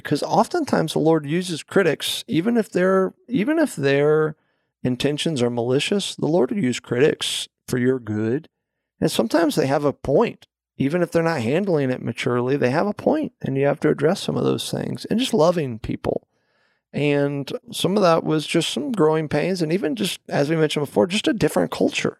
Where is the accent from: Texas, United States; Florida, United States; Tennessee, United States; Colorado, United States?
Florida, United States; moved away as an adult; also born or lived in California; now in Delaware, United States; we are obviously originally from Florida